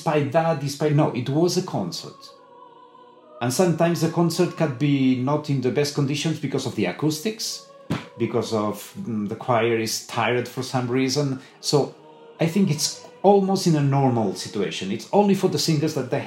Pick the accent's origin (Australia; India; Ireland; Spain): Spain; Sabadell, Catalonia; English is a second language; My choir now is in Sabadell, in my hometown.